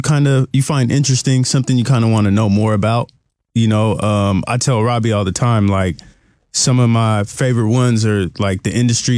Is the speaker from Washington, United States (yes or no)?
yes; Seattle, Washington, United States; me growing up in Seattle